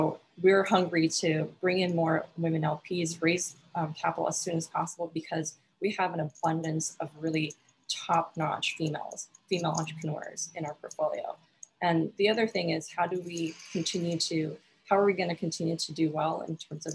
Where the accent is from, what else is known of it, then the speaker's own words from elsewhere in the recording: Alaska, United States; I come from Alaska